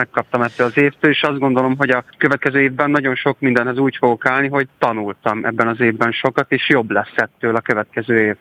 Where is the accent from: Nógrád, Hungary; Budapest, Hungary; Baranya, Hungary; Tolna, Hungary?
Nógrád, Hungary; Karancslapujtő; moved away; egy ilyen község igazából karancslapújt, mai, mai napig is járok oda oda-vissza, nagyon szerettem ott lakni, szerettem ott felnőni